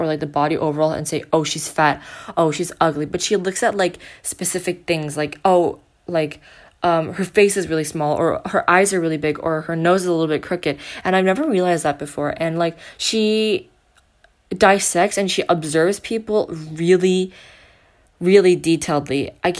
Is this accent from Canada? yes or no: no; South Korea; it is my home country, and no one can talk smack about South Korea.